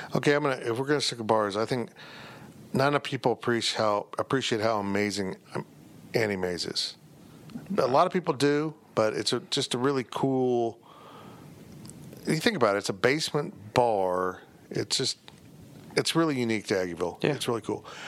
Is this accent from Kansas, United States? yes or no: yes; Salina, Kansas, United States; it's my hometown